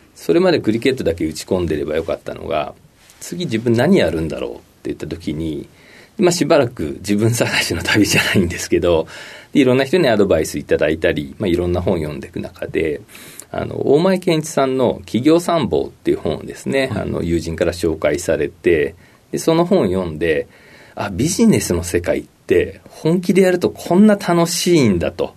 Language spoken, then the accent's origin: Japanese; Maebashi, Gunma, Japan; 群馬県の前橋市になります。